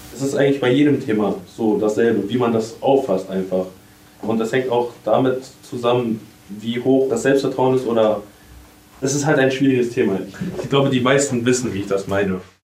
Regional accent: Cologne, North Rhine-Westphalia, Germany; Ich komme aus Köln

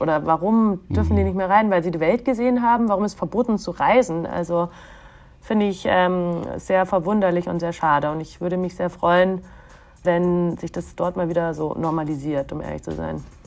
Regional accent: Bavaria, Germany; moved away; also born or lived in Egypt; ich bin ja auch also in Bayern groß geworden

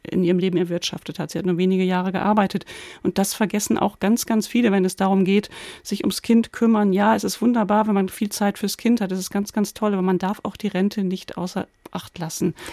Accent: Lower Saxony, Germany; Den habe ich in meiner Jugend oft in den Dorfdiskos in Ostfriesland gehört

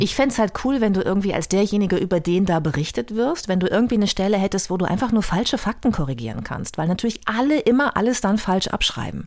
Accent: Bad Lippspringe, North Rhine-Westphalia, Germany; moved away as an adult; also born or lived in Paderborn / Münster / Hamburg; Ich bin ja in Bad Lippspringe, einem kleinen Luftkurort, aufgewachsen in der Nähe von Paderborn.

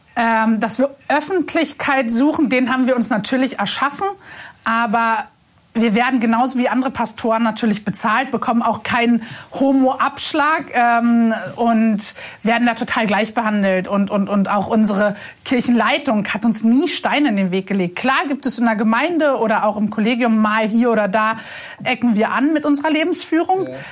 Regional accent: Berlin, Germany; Ich bin in Berlin-Moabit aufgewachsen, ziemlich unkirchlich, total fern von allem.

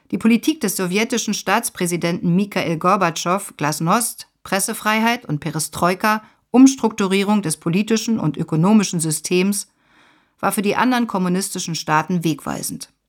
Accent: Poznań, Greater Poland, Poland; Malgorzata, die wir Gosia nennen, Agnieszka und … drei Schulfreundinnen, geboren 1973 in Poznań im kommunistischen Polen. In der Oberschule waren wir unzertrennlich.

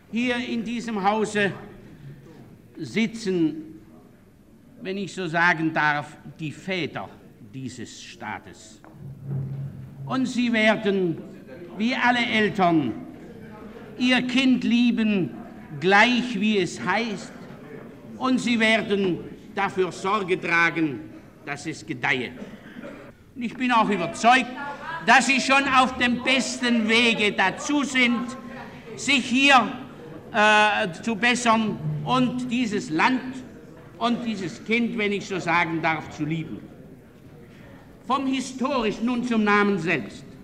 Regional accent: Baden-Württemberg, Germany; Das sage ich auch als Badener.

